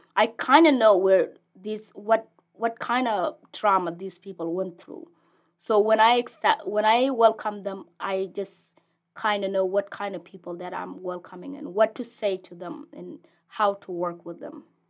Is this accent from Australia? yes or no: no; Ethiopia; English is a second language; moved away as an adult; also born or lived in South Sudan; now in Lincoln, United States; I am originally from South Sudan, and I, I was in the refugees camp for as far as I was born there, so I didn't know any other place.